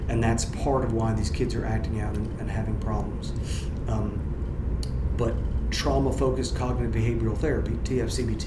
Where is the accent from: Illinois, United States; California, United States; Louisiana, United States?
Louisiana, United States; I'm born and raised in Louisiana